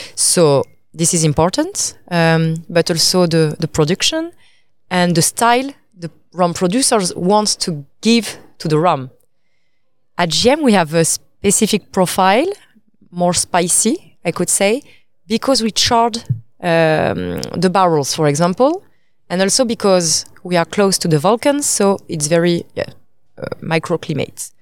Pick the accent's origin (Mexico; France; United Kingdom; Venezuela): France; Paris, Île-de-France; also born or lived in Italy; I'm French. I come from Paris